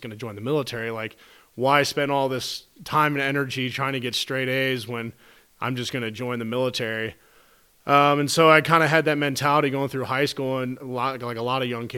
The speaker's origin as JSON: {"language": "English", "town": "Cincinnati", "region": "Ohio", "country": "United States", "tie": "born or raised there", "said": "We grew up in Cincinnati, Ohio"}